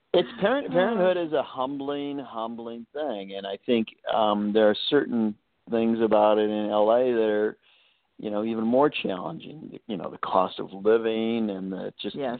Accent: Chicago, Illinois, United States; I grew up in Chicago

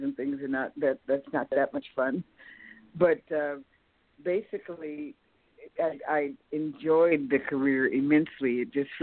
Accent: California, United States; also born or lived in Texas; I was born in Texas but brought up in California

